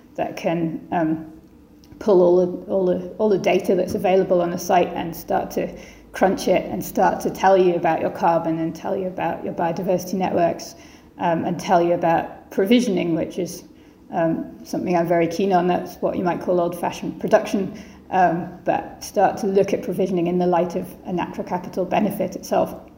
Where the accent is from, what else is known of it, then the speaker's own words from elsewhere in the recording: Edinburgh, Scotland, United Kingdom; Edinburgh, which is uh, where I'm from, my hometown